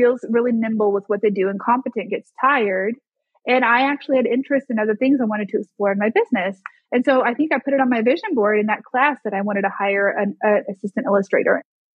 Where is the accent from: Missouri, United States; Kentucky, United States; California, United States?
Missouri, United States; Springfield; now in Arkansas, United States; my hometown of Springfield, Missouri